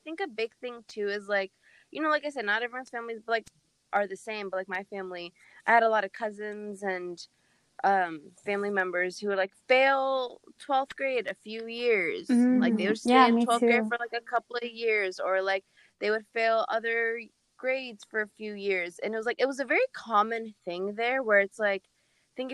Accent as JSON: {"language": "English", "region": "Kurdistan Region", "country": "Iraq", "tie": "born or raised there", "said": "So a part of my life, I grew up in Kurdistan."}